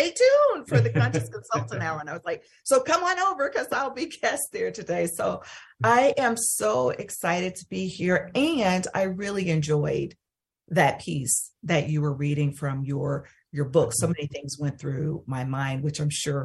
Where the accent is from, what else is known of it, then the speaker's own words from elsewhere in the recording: Waterford, Mississippi, United States; also born or lived in Holly Springs, Mississippi; I grew up in Mississippi, a little town called Waterford, Mississippi, but I went to school in Holly Springs, Mississippi